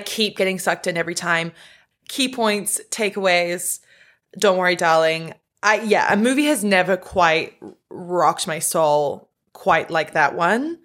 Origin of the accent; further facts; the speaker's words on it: New Zealand; I am from New Zealand